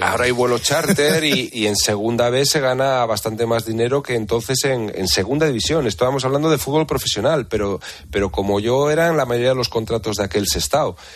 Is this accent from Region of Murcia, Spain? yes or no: no; Santander, Cantabria, Spain; yo me marcho a mi casa a Santander, me buscaré trabajo y seguiré jugando al fútbol con el Velarde o con el equipo de mi pueblo